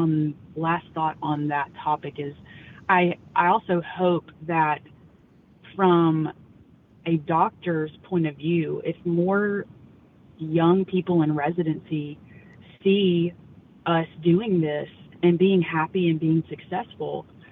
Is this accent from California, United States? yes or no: no; Louisiana, United States; Yeah, so growing up, honestly, I was not really, I grew up in North Louisiana, and all the men in my family were super active outdoors, especially duck hunting.